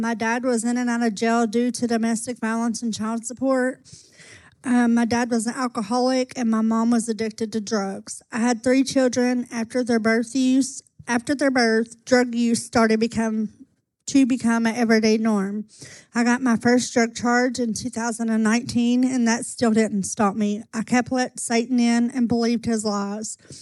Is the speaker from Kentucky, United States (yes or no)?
yes; Owensboro, Kentucky, United States; I was born in Owensboro, Kentucky.